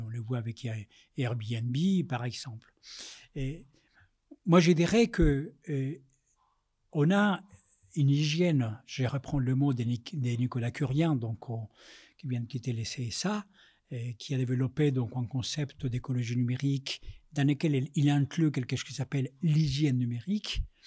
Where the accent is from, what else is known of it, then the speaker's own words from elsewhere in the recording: Colombia; French is a second language; moved away as an adult; now in Paris, France; Je suis né en Amérique latine, je suis né en Colombie, je suis arrivé en France, j'avais vingt ans, réfugié politique